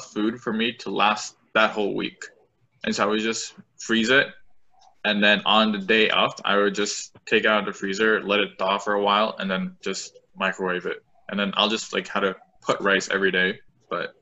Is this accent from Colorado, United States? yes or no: no; Orange County, California, United States; we're from Orange County and UCLA is not too far from where we live